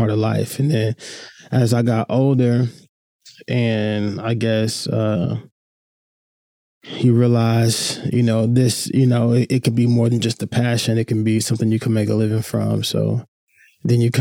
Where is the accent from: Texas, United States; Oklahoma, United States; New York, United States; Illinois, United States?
Oklahoma, United States; Oklahoma City; I grew up probably a regular, inner city kid in Oklahoma City